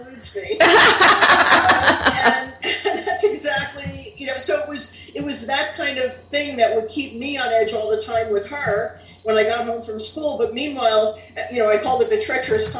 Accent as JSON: {"language": "English", "town": "Englewood Cliffs", "region": "New Jersey", "country": "United States", "tie": "born or raised there", "said": "I grew up in Englewood Cliffs, New Jersey, which is an upper middle class town"}